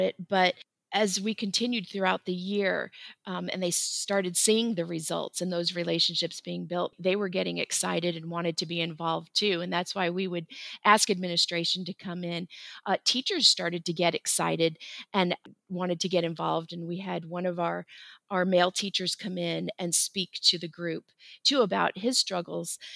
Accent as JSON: {"language": "English", "region": "Florida", "country": "United States", "tie": "born or raised there", "moved": "yes", "lives_now": "Kennesaw, United States", "said": "I grew up in Florida"}